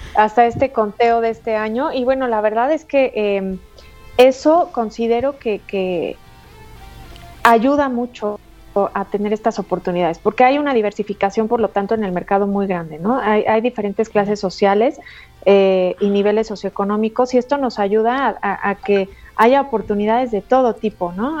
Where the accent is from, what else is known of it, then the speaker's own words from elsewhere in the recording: Mexico; como buenas mujeres mexicanas luchadoras que somos